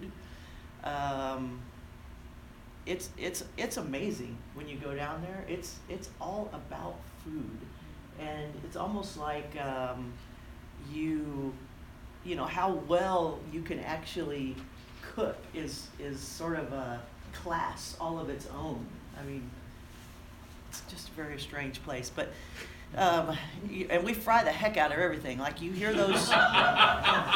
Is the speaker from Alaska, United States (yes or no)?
no; Corpus Christi, Texas, United States; I was born and raised deep, about as far deep as you can go in the South. Without going to Mexico. I grew up in Corpus Christi, Texas